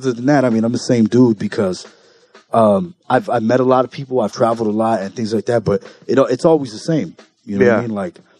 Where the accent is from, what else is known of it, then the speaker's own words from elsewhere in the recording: Compton, California, United States; also born or lived in Bellflower / Long Beach / Norwalk; I was born in Compton.